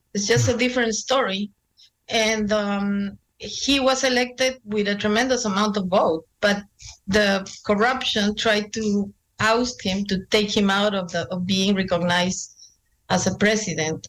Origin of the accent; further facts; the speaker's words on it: Lima, Peru; moved away; growing up in Lima, in a middle class, sort of middle class, for Indian standards, we were middle class.